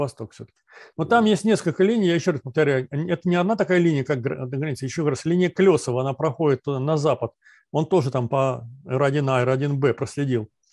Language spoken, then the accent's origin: Russian; Volgograd, Volgograd Oblast, Russia; Я сам из Сталинграда, родился в Сталинграде